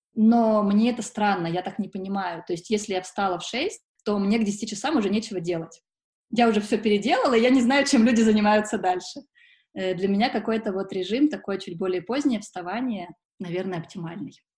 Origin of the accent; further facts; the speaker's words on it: Sochi, Krasnodar Krai, Russia; now in Moscow, Russia; Периодически я езжу за солнцем в Сочи, это мой родной город